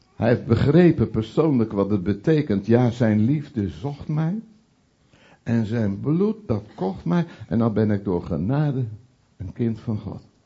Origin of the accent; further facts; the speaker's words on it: Veluwe, Gelderland, Netherlands; now in Utrechtse Heuvelrug, Netherlands; in de omgeving waar ik ben opgegroeid op de Veluwe en nu wonend in de Utrechtse Heuvelrug